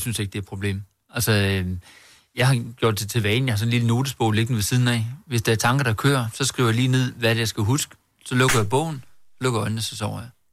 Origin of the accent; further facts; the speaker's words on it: Herning, Central Denmark Region, Denmark; jeg er fra Herning